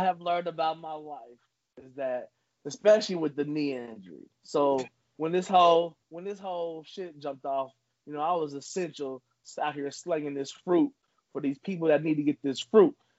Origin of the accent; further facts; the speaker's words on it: Trotwood, Ohio, United States; as a child growing up in Trotwood